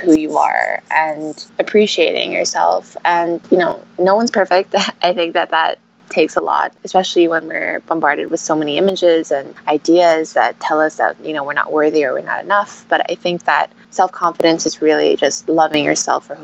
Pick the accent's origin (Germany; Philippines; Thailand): Philippines; also born or lived in France / Abu Dhabi / London / Beijing; I was born in France and grew up here in the Philippines.